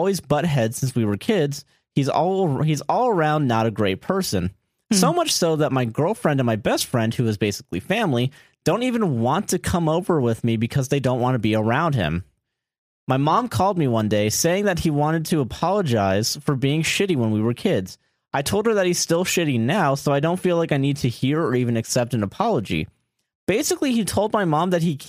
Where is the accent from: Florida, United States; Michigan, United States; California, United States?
Florida, United States; I'm from Florida